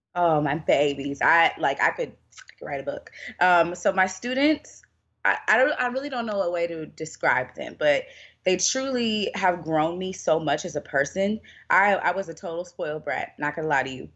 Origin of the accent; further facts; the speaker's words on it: Louisville, Kentucky, United States; moved away as an adult; now in Louisiana, United States; I'm originally from Louisville, Kentucky